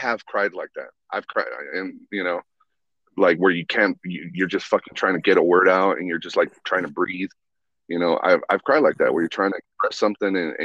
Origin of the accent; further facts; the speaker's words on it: Reno, Nevada, United States; I grew up in Reno on Sutro Street